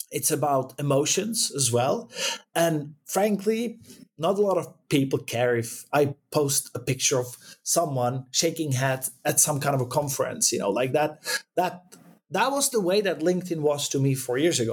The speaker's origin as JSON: {"language": "English", "region": "Prague", "country": "Czechia", "moved": "as an adult", "lives_now": "Sweden", "said": "I come from Prague, from Czech Republic originally."}